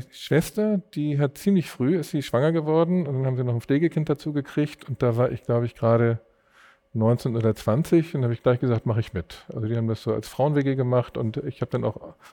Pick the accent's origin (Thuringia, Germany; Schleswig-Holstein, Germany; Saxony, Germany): Schleswig-Holstein, Germany; Glinde; Gelebt und aufgewachsen bin ich in Glinde.